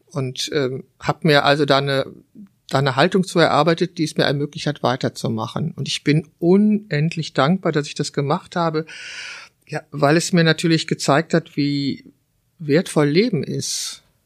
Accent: Wülfrath, North Rhine-Westphalia, Germany; es ist meine Heimatstadt Wülfrath. Ich habe dort 21 Jahre gelebt und zwar die ersten 21 Jahre meines Lebens

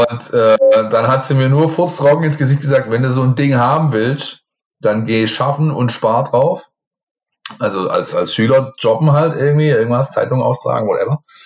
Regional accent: a town near Ludwigsburg and Stuttgart, Baden-Württemberg, Germany; ich bin im Ort aufgewachsen, ähm, da waren sehr viele ähm, GIs äh, mit ihren Familien äh, wohnhaft, weil eben in der Nähe von den US Installations in Ludwigsburg und in Stuttgart liegend.

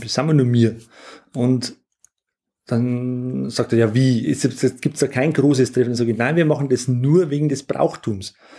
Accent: Langdorf, Bavaria, Germany; meine Heimatgemeinde Langendorf, das mitten im Bayerischen Wald liegt.

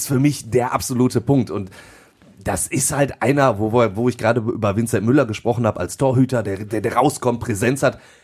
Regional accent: Duisburg, North Rhine-Westphalia, Germany; ich bin gebürtiger Duisburger und dementsprechend ist der MSV auch mein Verein

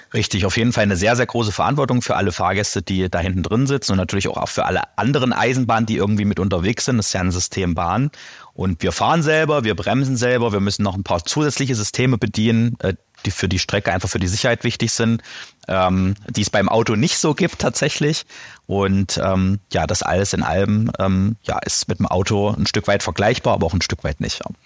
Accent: Eisleben, Saxony-Anhalt, Germany; now in Halle (Saale), Germany; Halle-Saale und äh, gebürtig aus Lutherstadt-Eisleben

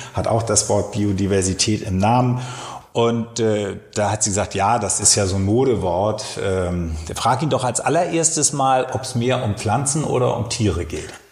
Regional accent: Berlin, Germany; Ich komme aus Frohnau, da kennen wir diese Teiche

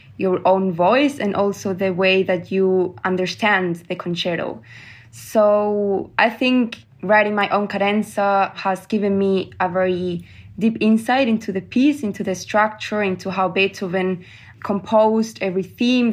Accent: Granada, Andalusia, Spain; moved away; also born or lived in Germany; in Granada, in my hometown

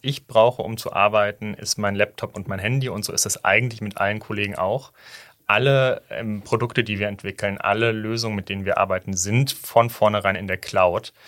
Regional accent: Hamburg, Germany; moved away as an adult; also born or lived in Weimar; now in Berlin, Germany; ich bin in Hamburg groß geworden

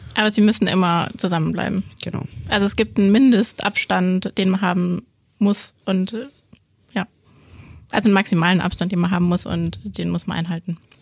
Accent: Augsburg, Bavaria, Germany; ich komme aus Augsburg, bin hier aufgewachsen, ähm, war dann immer zwischenzeitlich mal weg

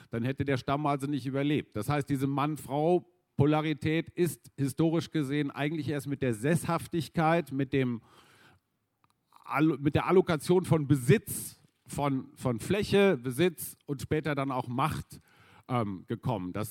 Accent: Münster, North Rhine-Westphalia, Germany; ich bin in Nordrhein-Westfalen groß geworden in Münster

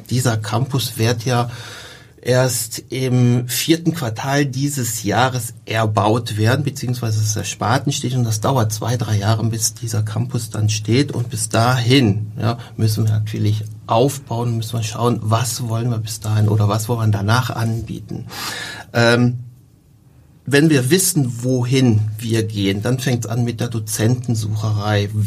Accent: North Rhine-Westphalia, Germany; Und da ich ja Rheinländer bin, ich komme aus der Nähe von Köln, ähm, ist in der Nähe Leverkusen

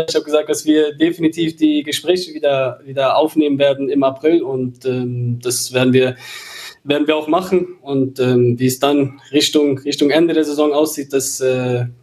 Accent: Cologne, North Rhine-Westphalia, Germany; natürlich bin ich in der Stadt Köln groß geworden, ich bin dort geboren, ich habe dort in der, von der Jugend an bis zu den Profis gespielt

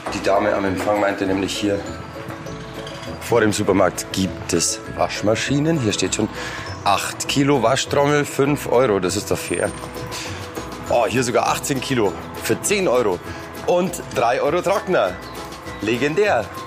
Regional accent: Germany

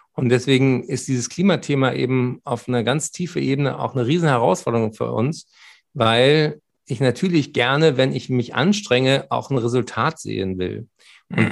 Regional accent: Berlin, Germany; Ich bin ja Berliner

